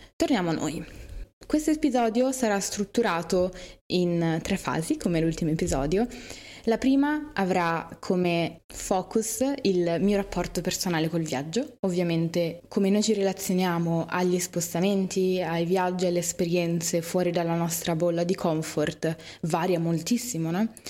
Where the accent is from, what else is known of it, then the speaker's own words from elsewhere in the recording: Milan, Lombardy, Italy; io sono di Milano